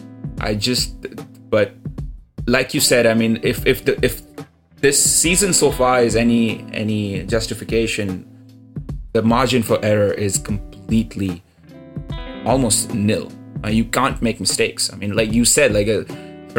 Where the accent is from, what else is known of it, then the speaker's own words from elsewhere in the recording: India; I'm Indian.